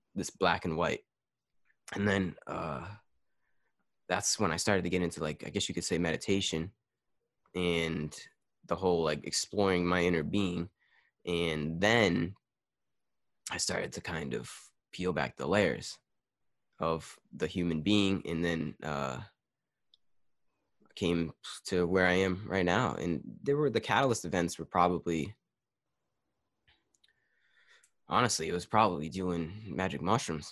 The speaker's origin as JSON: {"language": "English", "country": "United States", "said": "as an American or a Western"}